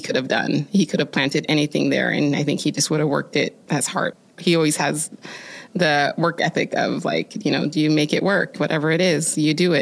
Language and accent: English; Oregon, United States; growing up in Oregon